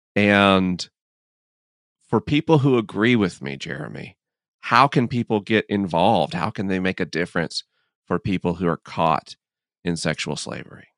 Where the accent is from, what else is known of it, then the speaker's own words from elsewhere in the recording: United States; as an American